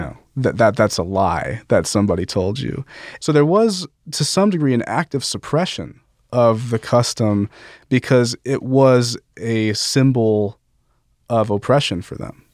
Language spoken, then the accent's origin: English; Las Vegas, Nevada, United States; I'm from Las Vegas